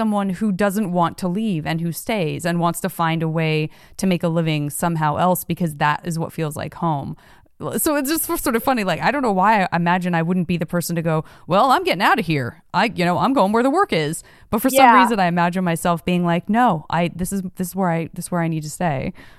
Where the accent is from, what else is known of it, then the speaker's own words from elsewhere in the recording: Tucson, Arizona, United States; moved away as an adult; also born or lived in San Francisco; now in Los Angeles, United States; while I did leave Tucson, Arizona, where I'm from, mm-hmm. went to a small college in Arizona, then left that for the quote unquote big city of San Francisco, and then left that for Los Angeles